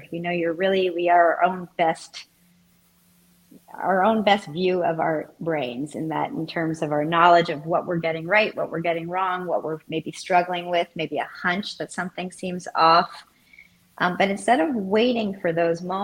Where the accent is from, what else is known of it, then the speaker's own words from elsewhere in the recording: Montreal, Quebec, Canada; moved away; I am from Montreal